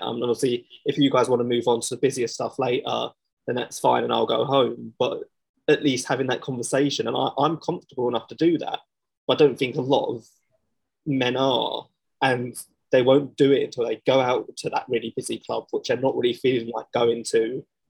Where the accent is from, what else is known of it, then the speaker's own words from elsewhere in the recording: London, United Kingdom; I come from Southeast London, um, which is just a very man's man's type world